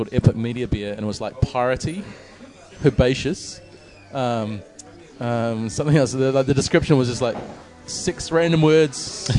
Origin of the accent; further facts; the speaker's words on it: Nelson, New Zealand; moved away; also born or lived in Wellington; I lived in Wellington for about 8 or 9 years. I'm originally from Nelson